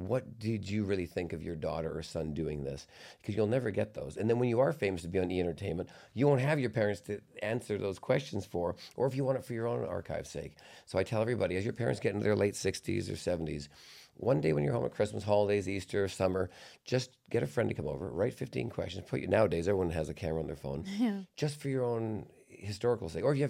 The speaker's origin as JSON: {"language": "English", "town": "Vancouver", "region": "British Columbia", "country": "Canada", "tie": "born or raised there", "said": "No, I grew up in Vancouver, so there's water around me."}